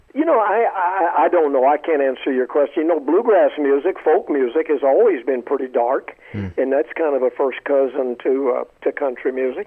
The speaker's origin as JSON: {"language": "English", "town": "Columbia", "region": "South Carolina", "country": "United States", "tie": "born or raised there", "said": "as a little boy in Columbia, South Carolina"}